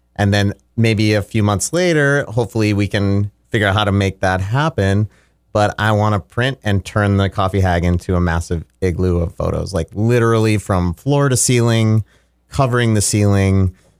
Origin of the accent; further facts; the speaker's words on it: Fargo Moorhead area, Saint Paul area, Minnesota, United States; moved away as an adult; also born or lived in Los Angeles; now in Mankato, United States; when I was about twelve, my family moved to the, uh, Minneapolis, Saint Paul area. And so I lived in a suburb of Saint Paul until I was about eighteen